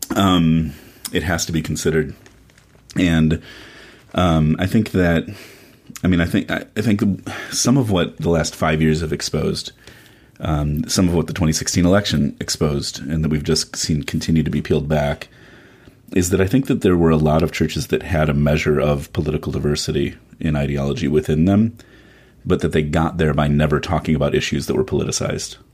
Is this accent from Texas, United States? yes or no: no; Chicago, Illinois, United States; now in Washington, D.C., United States; I grew up mostly in Chicago